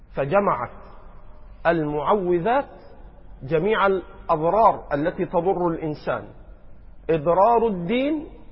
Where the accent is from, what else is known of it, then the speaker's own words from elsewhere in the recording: Egypt; عندنا في مصر